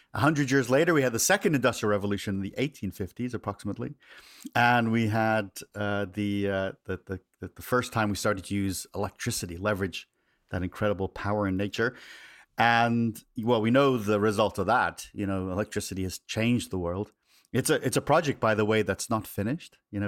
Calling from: California, United States; I am just a little south of San Francisco here in Northern California.

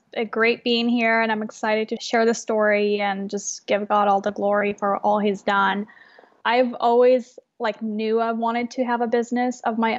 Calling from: Portland, Oregon, United States; So I'm in Portland, Oregon right now. I'm calling from my store.

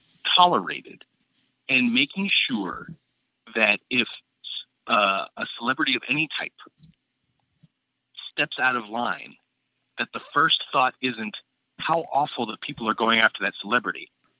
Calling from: Portland, Oregon, United States; I'm calling from Portland.

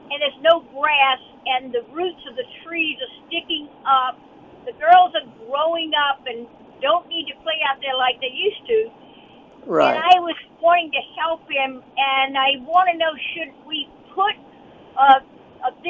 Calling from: Natchez, Mississippi, United States; Hey, I'm from Natchez.

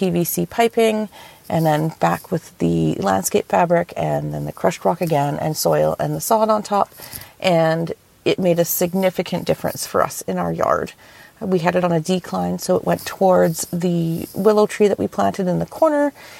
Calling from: British Columbia, Canada; I'm calling from British Columbia, Canada.

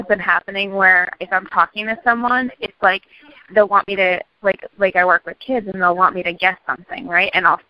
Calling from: Boston, Massachusetts, United States

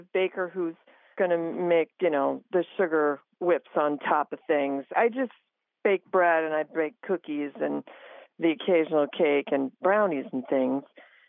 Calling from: Crown Point, Indiana, United States; I'm calling from Crown Point, Indiana, which is near Chicago.

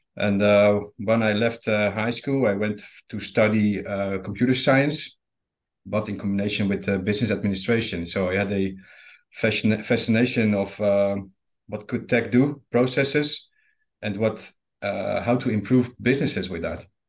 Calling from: Rotterdam, South Holland, Netherlands; I'm calling from uh, Holland, Rotterdam to be precise.

